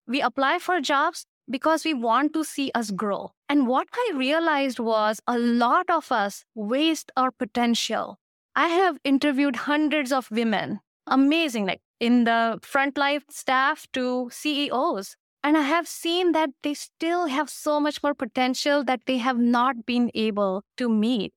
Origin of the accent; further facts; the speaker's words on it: India; moved away; I come from India, and India bosses do not do those things